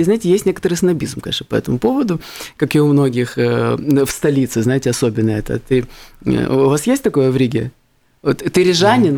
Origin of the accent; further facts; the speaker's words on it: Odesa, Odesa Oblast, Ukraine; я родился в Одессе